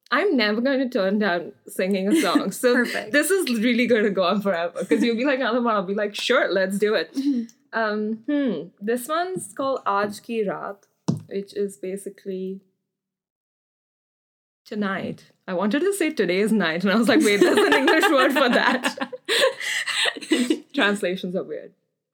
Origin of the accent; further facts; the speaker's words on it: India; I know I come from India, but like I'm terrible at Hindi speaking.